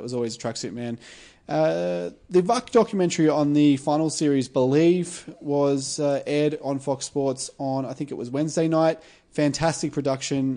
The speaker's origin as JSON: {"language": "English", "town": "Sunbury", "region": "Victoria", "country": "Australia", "tie": "born or raised there", "said": "growing up in Sunbury playing AFL"}